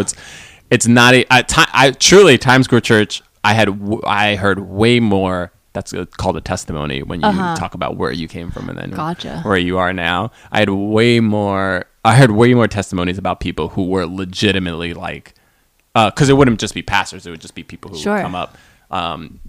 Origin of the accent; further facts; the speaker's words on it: New Jersey, United States; also born or lived in New York City, New York; I grew up in New York and then New Jersey, right outside the city